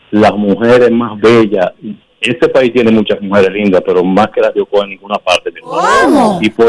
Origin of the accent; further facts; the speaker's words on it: Rosario, Santa Fe, Argentina; Yo soy de Rosario